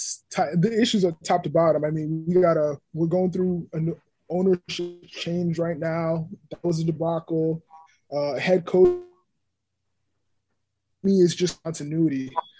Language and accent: English; Long Island, New York, United States; I'm a kid from Long Island.